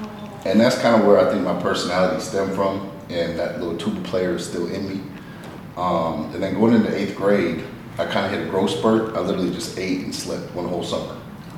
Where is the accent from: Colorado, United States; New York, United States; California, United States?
Colorado, United States; Colorado Springs; Originally from Colorado Springs.